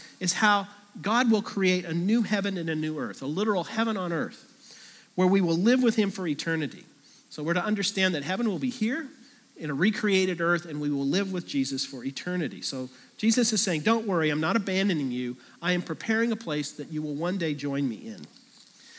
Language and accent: English; Kansas, United States; I grew up in Kansas